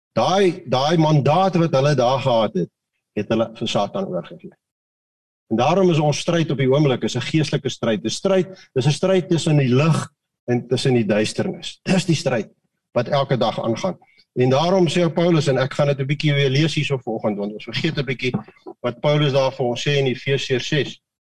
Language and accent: Afrikaans; Mauritius; now in South Africa; Ek kom uit Mauritius uit wat wat wat 50% Hindus